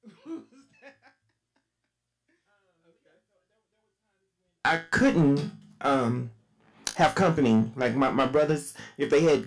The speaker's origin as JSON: {"language": "English", "region": "Texas", "country": "United States", "moved": "yes", "lives_now": "Las Vegas, United States", "said": "I'm from Texas"}